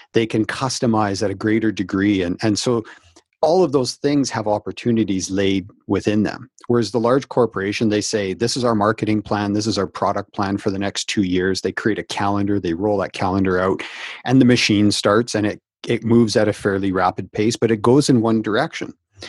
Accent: Canada; So I'm Canadian, and we had a company that called Dickie D Ice Cream back in the 80s

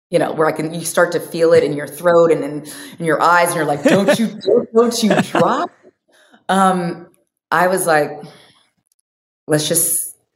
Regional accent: Omaha, Nebraska, United States; moved away; also born or lived in Bay Area; when we moved from Omaha, Nebraska uh, to the Bay Area, my mom was like, Yes, I've always raised you girls to have a world perspective and not a town perspective.

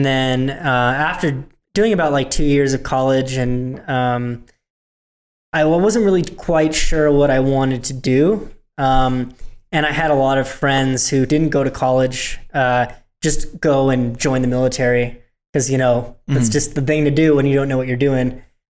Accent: a rural town in Northern California, United States; I'm from just a rural town in Northern California

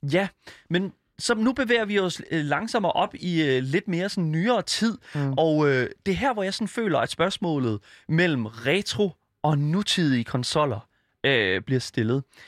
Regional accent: Denmark; jeg er fra Jylland

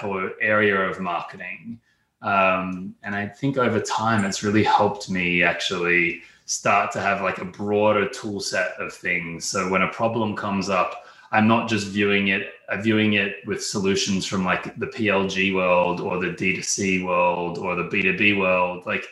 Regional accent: Australia; accent: Australian; you can probably hear from my accent, I'm Australian, born and raised there, European parents

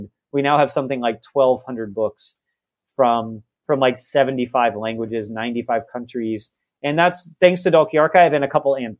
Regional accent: Texas, United States; I'm from Texas. I'm the kid from the prairie.

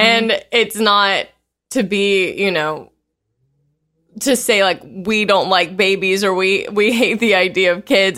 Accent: the South, United States; growing up in the South

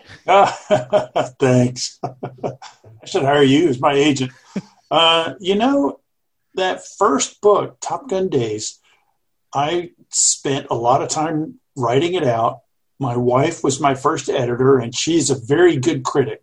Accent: Jacksonville, Florida, United States; I grew up in Jacksonville, Florida

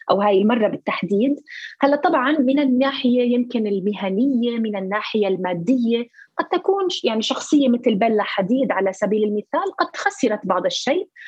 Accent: Palestine; هذا النوع من الرسائل هي اللي نحن كفلسطينيين بحاجه لها

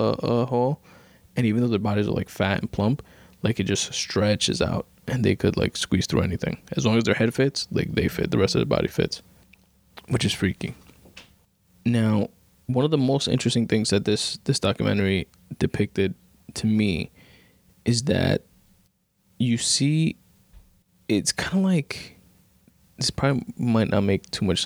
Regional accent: New York City, New York, United States; I live in New York, right? I'm from Queens.

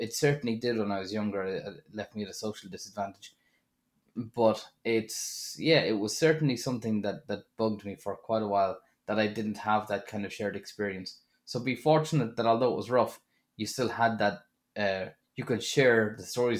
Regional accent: Drogheda, Leinster, Ireland; So when I went to Dublin, I was coming from Drogheda

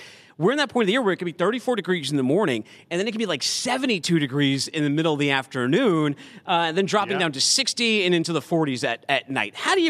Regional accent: Boston, Massachusetts, United States; now in Chattanooga, United States; I'm from Boston.

